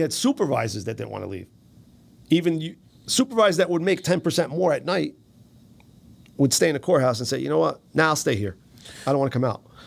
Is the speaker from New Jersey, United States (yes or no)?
yes; Paterson, New Jersey, United States; We're from Patterson